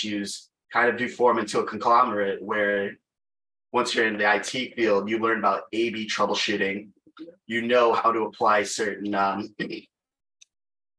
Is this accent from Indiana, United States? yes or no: no; Chicago, Illinois, United States; I'm from Chicago, Illinois, born and raised